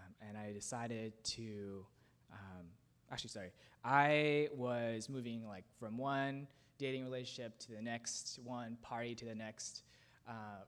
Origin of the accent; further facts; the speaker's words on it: United States; I grew up here in Beacon Hill in a Buddhist household.